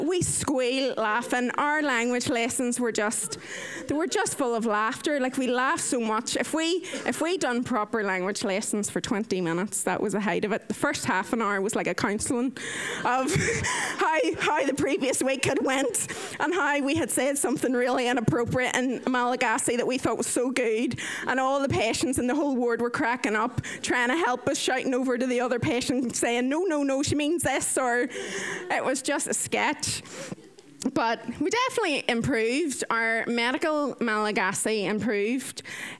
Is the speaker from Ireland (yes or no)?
yes; Ireland; I am 30 years old. I am Irish.